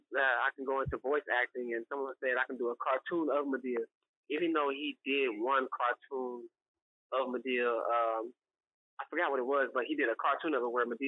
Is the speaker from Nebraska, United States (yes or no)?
no; Cincinnati, Ohio, United States; moved away as an adult; The biggest sacrifice I made was when I was 19, and I moved from Cincinnati. And the way I did that, I left in silence.